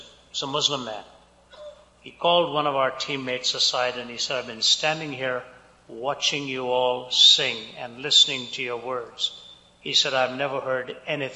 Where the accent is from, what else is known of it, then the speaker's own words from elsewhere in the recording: Delhi, India; moved away as an adult; also born or lived in Chennai, India; I was born and raised in India, born in the southern city of Chennai. The language there is Tamil, raised in the northern city of Delhi